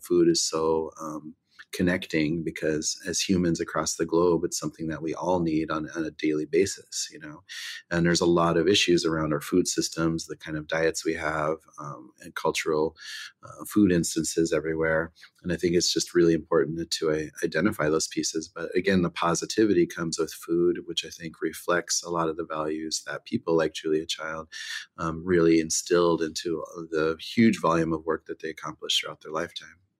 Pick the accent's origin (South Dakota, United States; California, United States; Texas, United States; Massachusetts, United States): South Dakota, United States; Pine Ridge Reservation; growing up on Pine Ridge, you know, we grew up in the country mostly